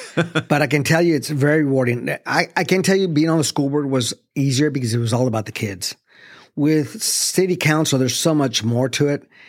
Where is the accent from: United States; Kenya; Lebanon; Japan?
United States; El Paso, Texas; now in Arlington, United States; I grew up in the Lower Valley, uh, which is, you know, near Saleta.